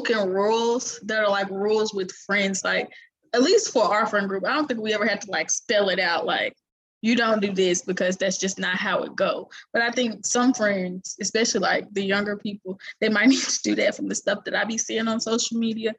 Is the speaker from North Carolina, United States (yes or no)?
yes; Charlotte, North Carolina, United States; I'm from Charlotte